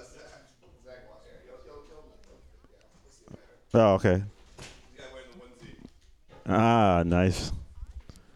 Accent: Chicago, Illinois, United States; I'm from Chicago

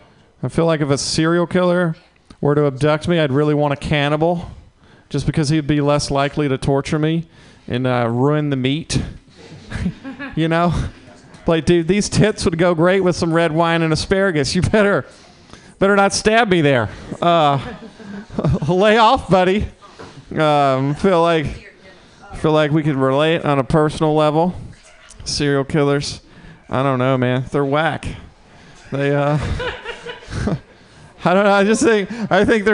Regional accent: Mississippi, United States; moved away as an adult; now in San Francisco, United States; I'm from the South

